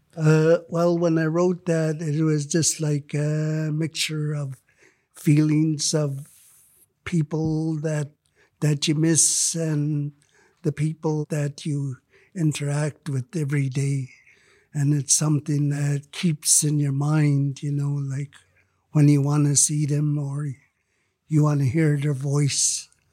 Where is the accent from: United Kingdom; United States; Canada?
Canada; Lytton, British Columbia; Lytton is my hometown